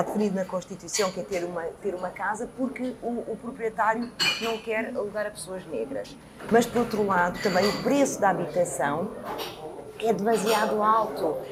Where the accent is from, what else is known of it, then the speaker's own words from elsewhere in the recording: Lisbon, Portugal; also born or lived in Coimbra; Lisboa foi a cidade onde eu cresci